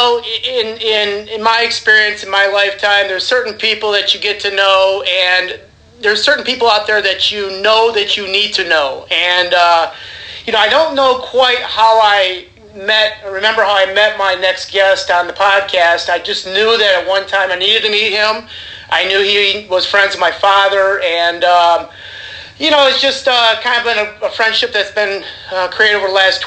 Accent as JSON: {"language": "English", "town": "Albion", "region": "Michigan", "country": "United States", "tie": "born or raised there", "said": "a young, pudgy kid growing up in Albion when I was little"}